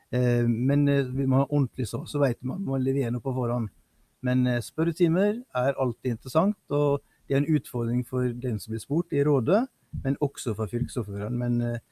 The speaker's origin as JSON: {"language": "Norwegian", "area": "Sunnmøre, village between Ålesund and Molde", "region": "Møre og Romsdal", "country": "Norway", "moved": "yes", "said": "jeg som sunnmøring vet du, som måtte til Romsdal for å gå på skole. Mm. Jeg er jo, er fra bygda midt mellom Ålesund og Molde"}